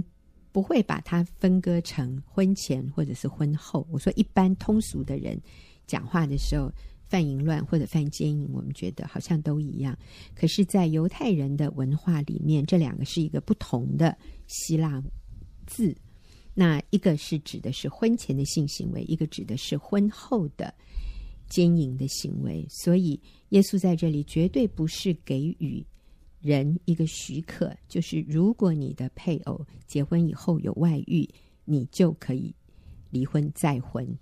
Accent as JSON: {"language": "Chinese", "country": "China", "said": "因为对于我们中国人来说，啊、呃，会中文的人"}